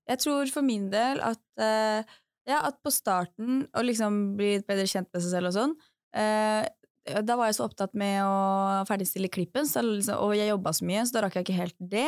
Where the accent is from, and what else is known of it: Drammen, Buskerud, Norway; moved away as an adult